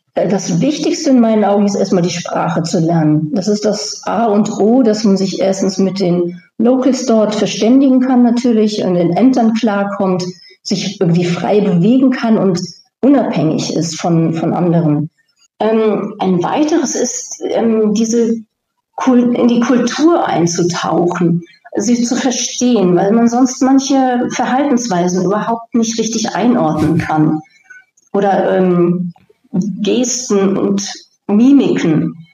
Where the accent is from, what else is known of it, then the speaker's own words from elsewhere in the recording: Germany; moved away; als Deutsche